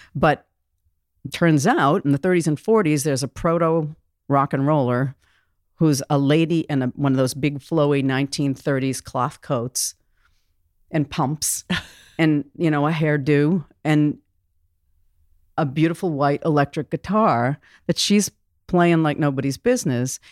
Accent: Boston, Massachusetts, United States; moved away as an adult; now in Vancouver, Washington, United States; I'd come from Boston, Massachusetts. I love my hometown

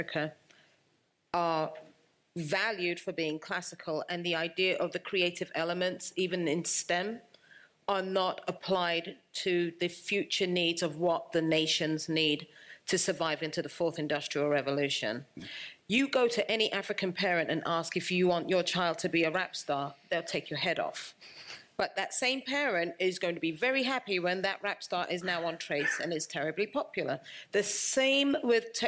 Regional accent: London, United Kingdom; moved away; also born or lived in United States / Cameroon; I was born in London, lived in the United States with my husband. My parents are Cameroonian. I spent 4 years there during my childhood

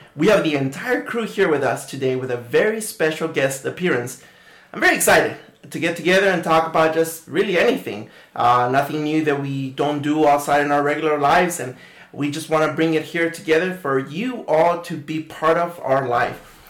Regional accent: Phoenix, Arizona, United States; we're from Phoenix, Arizona

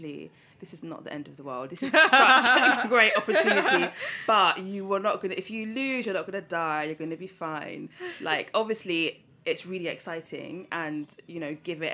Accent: London, United Kingdom; I've born and bred in London

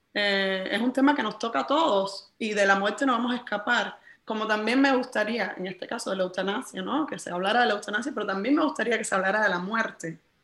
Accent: Cuba; en mi país

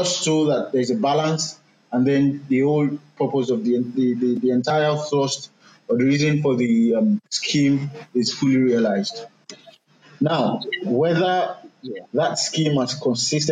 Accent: Nigeria

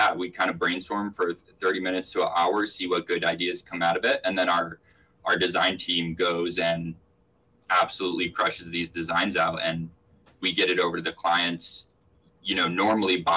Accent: Attleboro, Massachusetts, United States; also born or lived in upstate New York / Belmont, Massachusetts / Boston; But I also grew up in Attleboro, Massachusetts. So I grew up in Attleboro, then lived in upstate New York for 10 years and then moved back to New England.

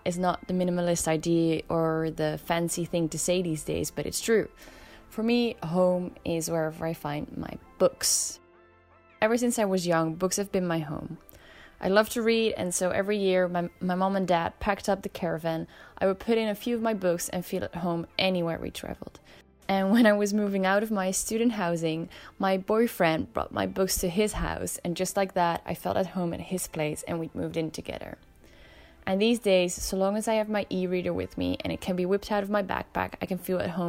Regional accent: The Hague, South Holland, Netherlands; I am from the Netherlands, from a town called The Hague.

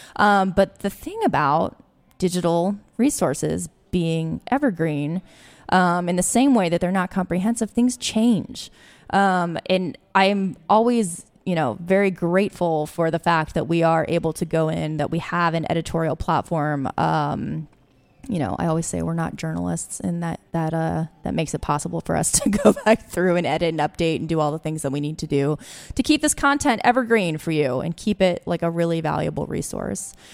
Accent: Alexandria, Virginia, United States; also born or lived in Washington, D.C.; I grew up actually in Alexandria

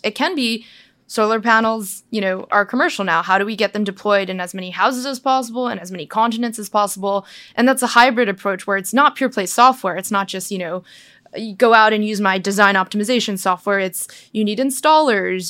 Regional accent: United States; I'm Chinese. I'm American born, but Chinese

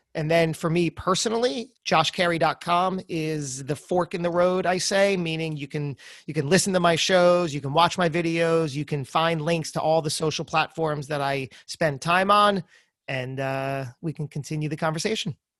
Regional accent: New Jersey, United States; I'm from Jersey

